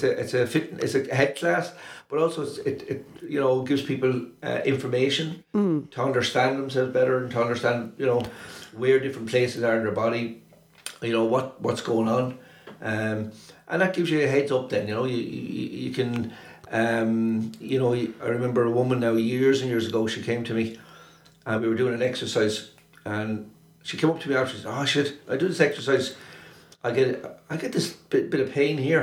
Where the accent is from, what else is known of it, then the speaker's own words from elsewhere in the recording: Wexford, Leinster, Ireland; I was growing up in Wexford.